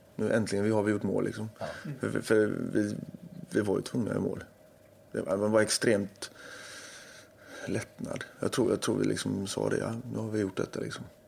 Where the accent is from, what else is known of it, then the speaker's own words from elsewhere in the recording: Gothenburg, Västra Götaland, Sweden; jag är göteborgare